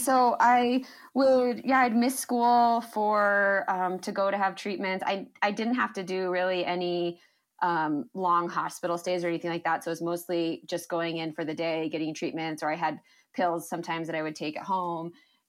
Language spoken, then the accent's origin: English; Michigan, United States; also born or lived in New Jersey / Colorado; I was born in New Jersey, which is funny because I only lived there for a couple of years. So it's not a place I remember. But most of my years were spent in Michigan and Colorado.